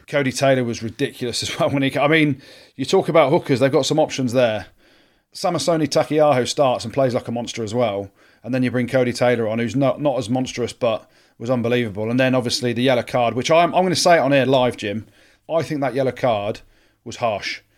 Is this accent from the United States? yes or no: no; England, United Kingdom; I'm English